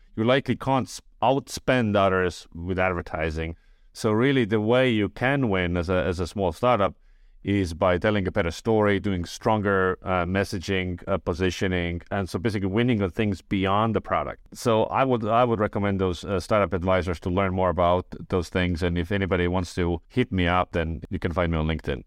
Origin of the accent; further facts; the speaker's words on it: Estonia; I was born in Estonia. I grew up in Estonia